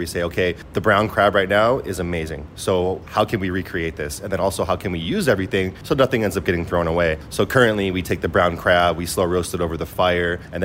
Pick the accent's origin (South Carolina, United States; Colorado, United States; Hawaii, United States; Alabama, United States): Hawaii, United States; now in Singapore; growing up in Hawaii, we have a very diverse culture there